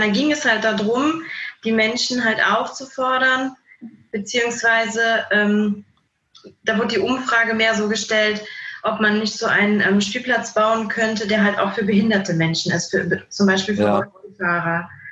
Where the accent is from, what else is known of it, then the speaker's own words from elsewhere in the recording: Andernach, Rhineland-Palatinate, Germany; Wir kommen ähm, aus Andernach